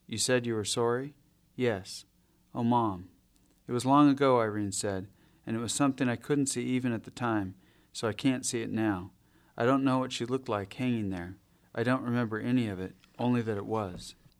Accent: Ketchikan, Alaska, United States; also born or lived in Adak Island, Alaska; spent my early childhood in Ketchikan in southeast Alaska

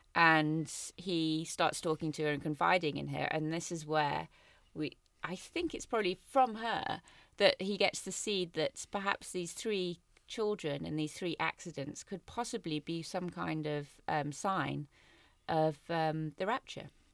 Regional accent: Cape Town, Western Cape, South Africa; I'm from Cape Town

